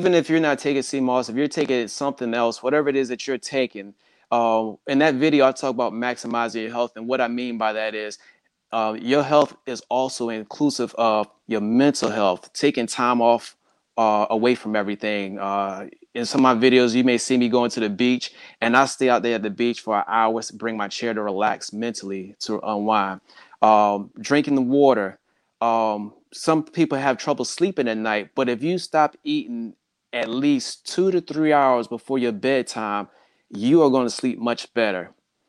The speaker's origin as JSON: {"language": "English", "region": "the South", "country": "United States", "tie": "born or raised there", "said": "And growing up in the South, for the most part, being black, you just weren't going to get the same treatment"}